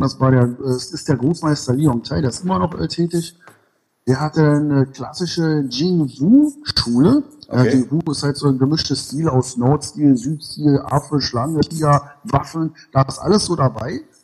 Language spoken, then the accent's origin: German; Berlin, Germany; waschecht aus Berlin-Ost, genau. Dann bin ich aus Berlin-Mitte, jetzt äh, im Moment in Berlin-Treptow